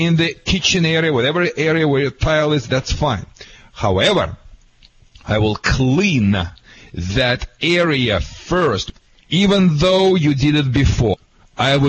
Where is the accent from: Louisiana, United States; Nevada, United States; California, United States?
California, United States; I'm from California, and here in California